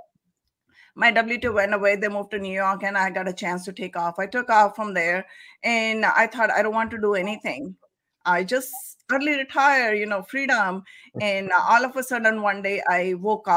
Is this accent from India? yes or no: yes; India; moved away; I am from India originally.